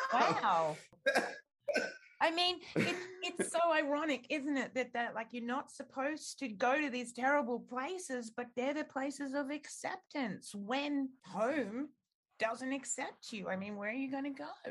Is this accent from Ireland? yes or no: no; Australia